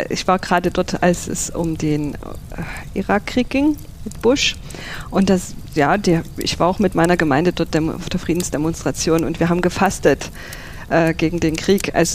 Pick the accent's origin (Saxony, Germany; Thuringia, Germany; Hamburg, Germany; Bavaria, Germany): Saxony, Germany; Dippoldiswalde; aufgewachsen und ja, meine Familie kommt von dort. Bin dort zur Schule gegangen, habe dort meine Jugendzeit verbracht.